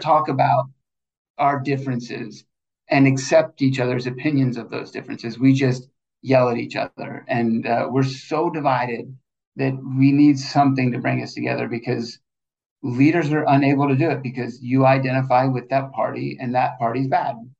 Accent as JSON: {"language": "English", "region": "Georgia", "country": "United States", "said": "I'm I'm I'm from Georgia"}